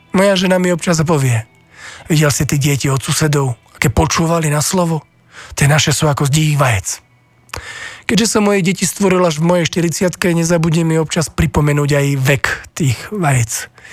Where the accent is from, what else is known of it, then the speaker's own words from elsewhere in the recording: Slovakia; my Slováci